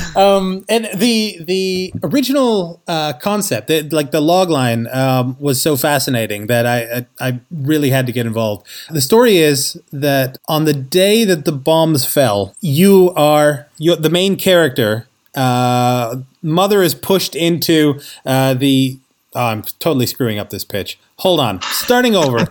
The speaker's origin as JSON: {"language": "English", "country": "Canada", "tie": "born or raised there", "also_born_or_lived": "New York City", "moved": "as an adult", "said": "I, I grew up in Canada"}